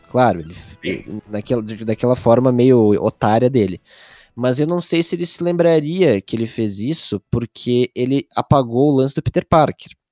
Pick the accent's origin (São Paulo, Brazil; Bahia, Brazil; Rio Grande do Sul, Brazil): Rio Grande do Sul, Brazil; a gente é do Rio Grande do Sul